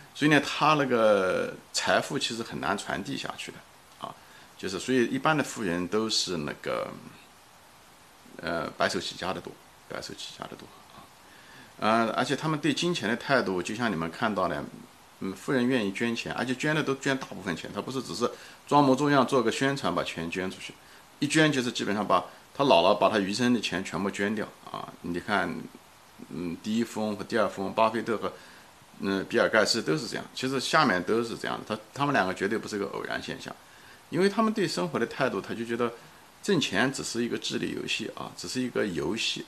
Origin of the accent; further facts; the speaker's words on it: China; moved away; 他知道我是个中国人